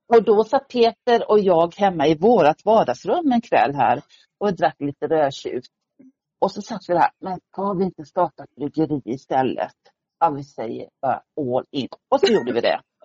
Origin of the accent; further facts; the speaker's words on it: Sweden; now in Stockholm, Sweden; Jag kom ursprungligen från Småland och hamnade i mm. Stockholm mm. efter många år sedan